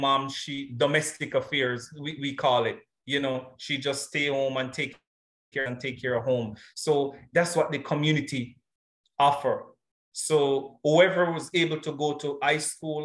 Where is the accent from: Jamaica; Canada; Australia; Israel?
Jamaica; James Hill, Clarendon; The community I was raised in is a little rural community in the Jamaica, the parish of Clarendon, that is James Hill